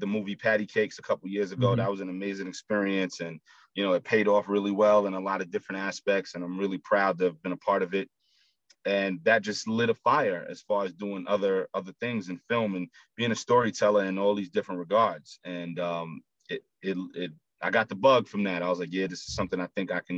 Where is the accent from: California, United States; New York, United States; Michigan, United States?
New York, United States; New York City; I'm born and raised in Brooklyn, but my whole family's from South Carolina